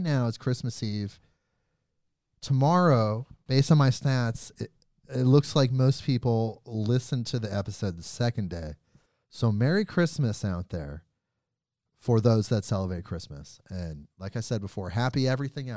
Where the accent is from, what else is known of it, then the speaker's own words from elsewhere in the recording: United States; also born or lived in Portland, Oregon; I'm an American and I'm in Oregon. I'm in Portland, Oregon.